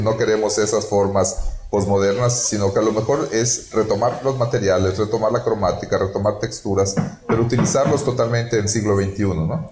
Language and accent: Spanish; Yucatán, Mexico; nosotros como eh, yucatecos o como eh, trabajando aquí en Yucatán